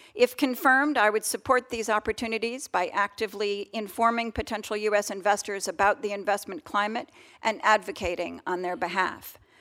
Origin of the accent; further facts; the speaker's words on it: Colorado, United States; Denver, in my home state of Colorado